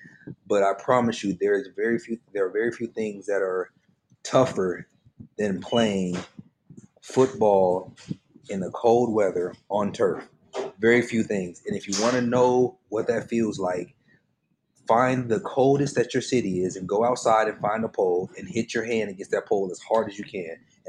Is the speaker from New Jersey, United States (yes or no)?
no; Phoenix, Arizona, United States; because I grew up in Phoenix and obviously it's hot, so I played football and ran track in the Arizona summers